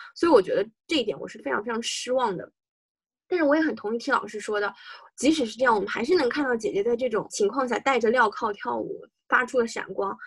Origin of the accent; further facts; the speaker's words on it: China; 尤其是作为中国人都明白